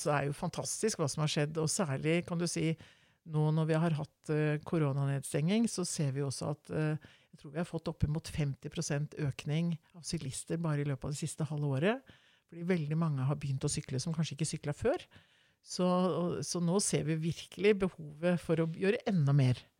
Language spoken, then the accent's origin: Norwegian; Oslo, Norway; Jeg vokste opp midt i Groruddalen. Vokste opp på Veitvet